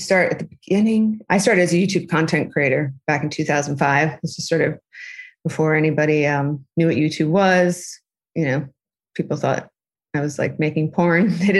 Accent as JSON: {"language": "English", "region": "New York", "country": "United States", "also_born_or_lived": "Los Angeles", "lives_now": "London, United Kingdom", "said": "I'm from New York."}